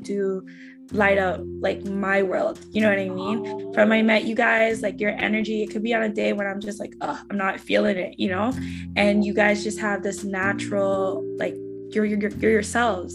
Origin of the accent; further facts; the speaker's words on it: Scarborough, Ontario, Canada; I'm from Scarborough, Ontario, and where I came from